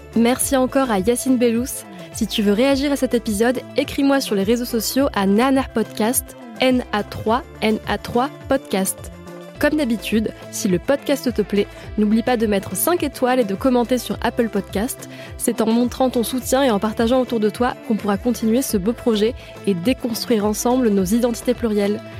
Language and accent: French; Avignon, Provence-Alpes-Côte d'Azur, France; la ville où je suis née, donc Avignon.